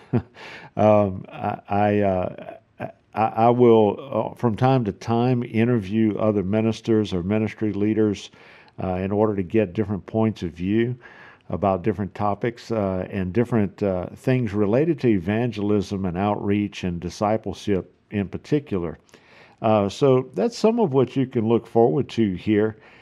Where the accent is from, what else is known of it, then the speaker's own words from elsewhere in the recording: South Louisiana, United States; accent: South Louisiana; now in Houston, Texas, United States; I'm originally from South Louisiana, so if you don't recognize the accent, that's what it is.